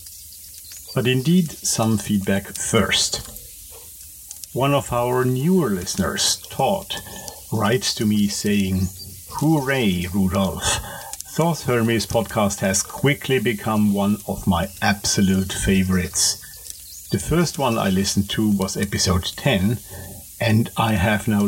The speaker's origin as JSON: {"language": "English", "country": "Austria", "second_language": "English", "said": "I am talking to you, as you might guess from my nice little accent, from Europe. More precisely from Austria, from a smallish town just a little outside of our capital, Vienna"}